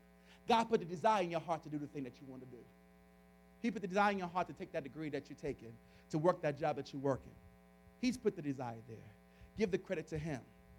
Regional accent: New York City, New York, United States; I grew up in the South Bronx

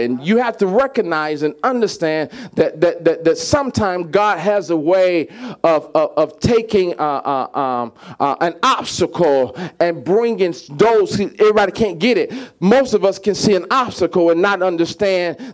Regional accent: Mississippi, United States; I'm from Mississippi

